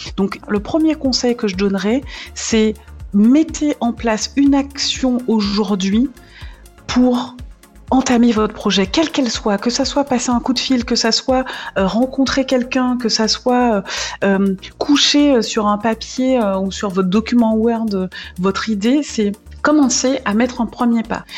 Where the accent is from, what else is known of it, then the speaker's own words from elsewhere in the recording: Martinique; moved away as an adult; now in Nord, France; je suis originaire de la Martinique, ça fait 14 ans que je suis euh, dans le Nord